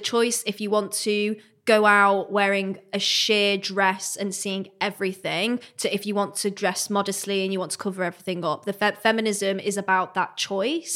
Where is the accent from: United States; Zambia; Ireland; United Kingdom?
United Kingdom; Manchester, North West England; I'm from Manchester, I was at uni at the time